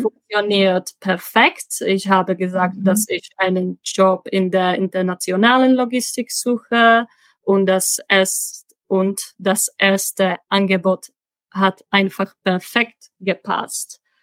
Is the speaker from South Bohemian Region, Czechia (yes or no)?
no; Prague, Czechia; first language Czech; German is a second language; moved away as an adult; also born or lived in Chemnitz, Germany / Sweden / Magdeburg, Germany; Ich komme aus Prag und äh, da bin ich gerade auch.